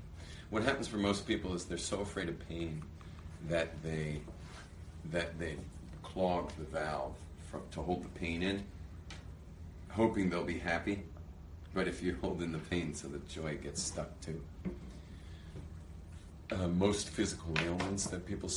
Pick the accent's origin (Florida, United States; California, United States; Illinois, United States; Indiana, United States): California, United States; Los Angeles; moved away as an adult; now in Israel; I'm from California, from